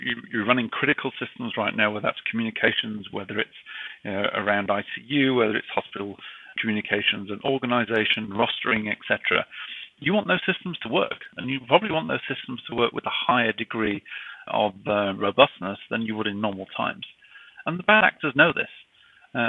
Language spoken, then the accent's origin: English; United Kingdom; accent: British; now in United States; despite my British accent, I'm actually based out of the United States